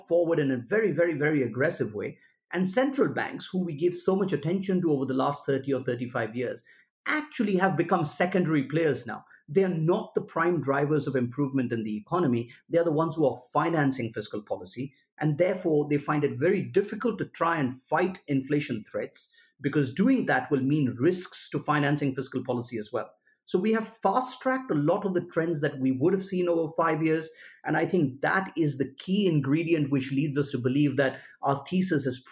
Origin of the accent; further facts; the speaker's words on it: India; my home country, India